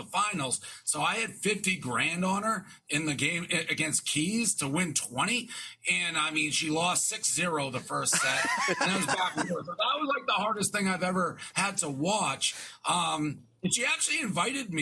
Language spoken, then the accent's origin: English; Boston, Massachusetts, United States; moved away as an adult; now in New York, United States; I'm from Boston, but I've been in New York 10 years